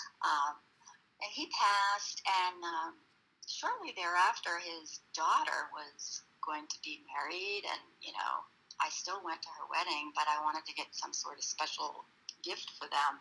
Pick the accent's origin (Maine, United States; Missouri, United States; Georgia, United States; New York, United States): Maine, United States; Cape Elizabeth; I grew up in Cape Elizabeth, Maine, and Maine is right on the coast.